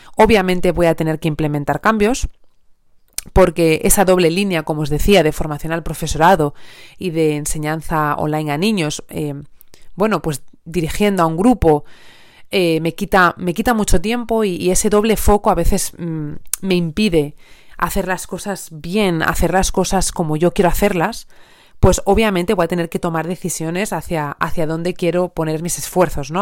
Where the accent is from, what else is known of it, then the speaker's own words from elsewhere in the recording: Asturias, Spain; moved away as an adult; now in Elche, Spain; yo soy asturiana, pero actualmente vivo en Elche